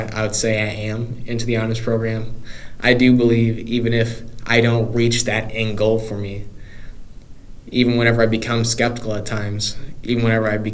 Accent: Carbondale, Illinois, United States; moved away as an adult; now in Springfield, United States; I was going to go to SIUC if I didn't get admitted anywhere else because I lived 5 minutes off of campus.

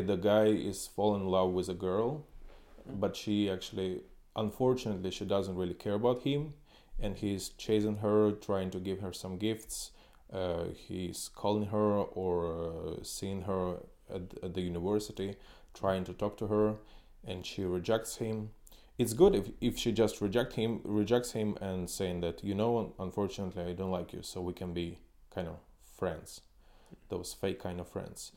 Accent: Ukraine; moved away as an adult; also born or lived in China / Suzhou / Shanghai / Shenzhen; now in Kyiv, Ukraine; I came from Ukraine

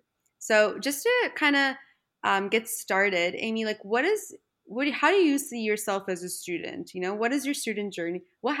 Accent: Canada; now in Sydney, Australia; I'm also living with my best friend. We're from Canada.

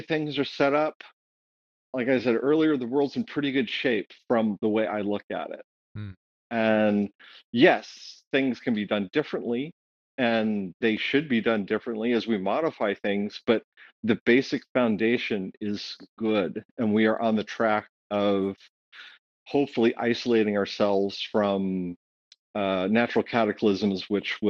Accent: Ohio, United States; I grew up in Ohio, I saw the effects of globalization firsthand

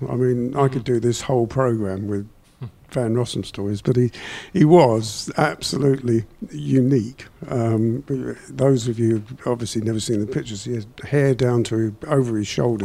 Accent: England, United Kingdom; we're from England

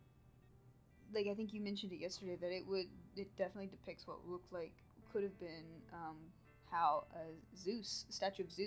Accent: Marion County, Tennessee, United States; my hometown, Marion County

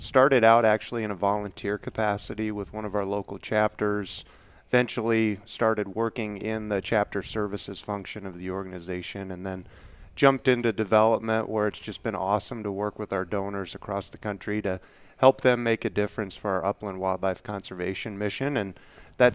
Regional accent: Kansas, United States; I am a Kansas native, have lived in Kansas pretty much all of my life

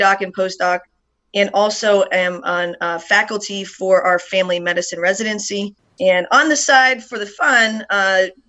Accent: Ohio, United States; now in Yakima, Washington, United States; I grew up in Ohio

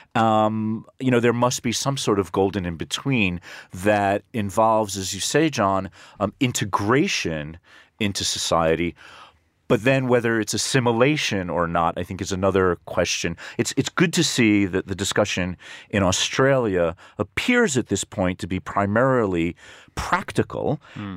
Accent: United States; moved away; my home country, the United States

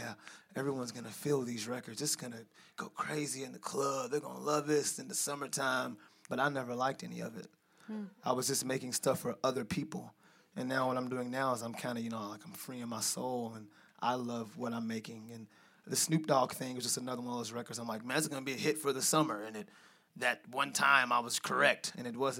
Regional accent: Louisville, Kentucky, United States; I'm from Louisville. Growing up, my dad left kind of early

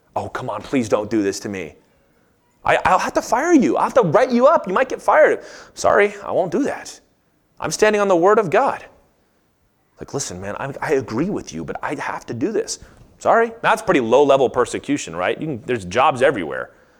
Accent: United States; as an American, like, this is my home

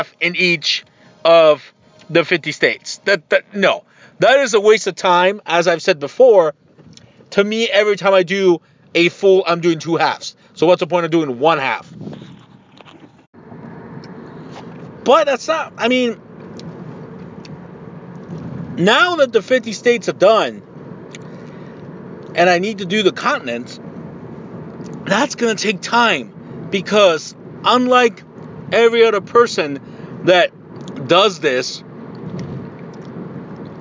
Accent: Tijuana, Baja California, Mexico; moved away; I am indeed 110% Mexican. I was born in Tijuana, Mexico.

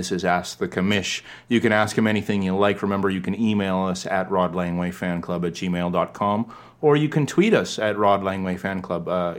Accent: Winnipeg, Manitoba, Canada; my hometown, Winnipeg Jets.

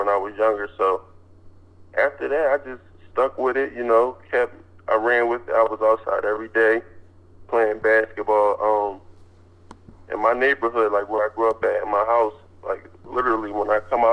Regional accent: Philadelphia, Pennsylvania, United States; I grew up in West Philadelphia

